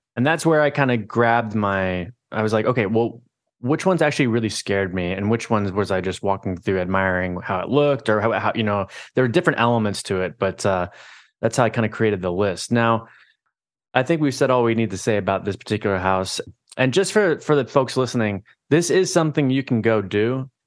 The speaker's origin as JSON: {"language": "English", "town": "Orlando", "region": "Florida", "country": "United States", "tie": "born or raised there", "moved": "yes", "said": "I grew up in Orlando, Florida"}